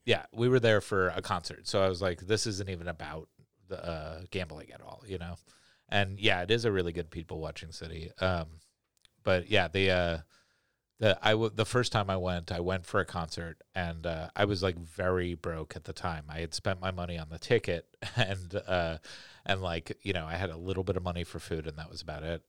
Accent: New York, United States; moved away; I grew up in New York, so we had bodegas

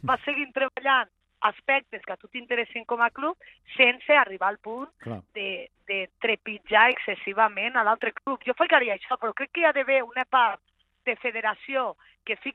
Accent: Linyola, Catalonia, Spain; jo sóc de Linyola

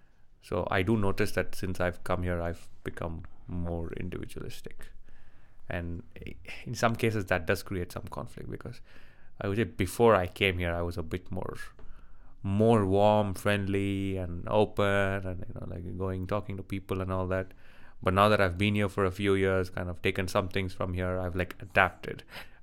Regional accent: Oman; also born or lived in India / Dubai / Abu Dhabi; in India. I lived there for maybe 2 years. Then for the next, 16, 17 years, I lived in the Middle East in different places, mostly in Oman

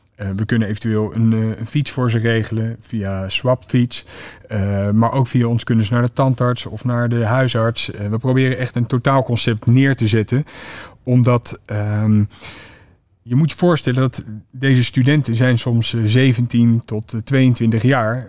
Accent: The Hague, South Holland, Netherlands; ik kom oorspronkelijk uit Den Haag

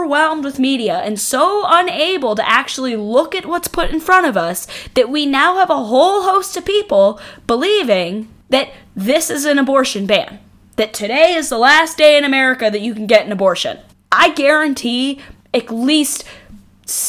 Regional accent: New York, United States; I grew up in New York State

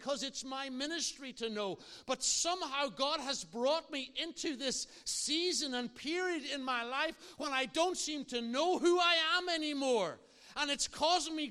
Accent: Ireland; I'm an Irishman.

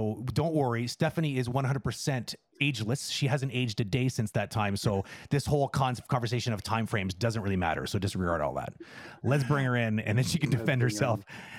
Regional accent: England, United Kingdom; it feels weird even saying it out loud, even though I'm English.

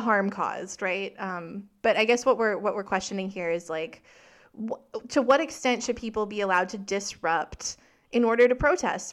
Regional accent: Saskatchewan, Canada; I'm from Saskatchewan

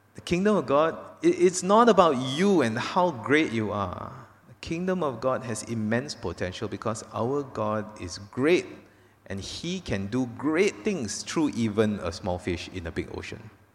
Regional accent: Malaysia; first language English; I was born here. I grew up here in Kerala, not, not in Penang.

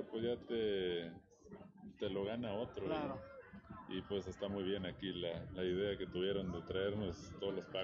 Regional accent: La Hedionda, Coahuila, Mexico; yo soy de aquí de La Este

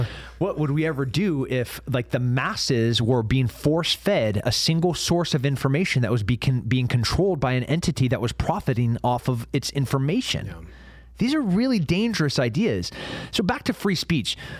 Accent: United States; also born or lived in Texas; an American and a veteran

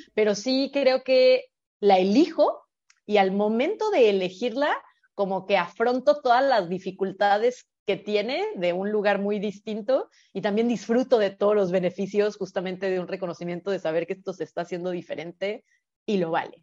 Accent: Guadalajara, Jalisco, Mexico; now in Bacalar, Mexico; yo ya tenía vínculos en Guadalajara, que es de donde soy originalmente

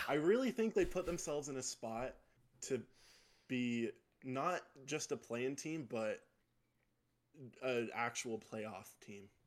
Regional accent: South Jordan, Utah, United States; I'm from South Jordan, Utah

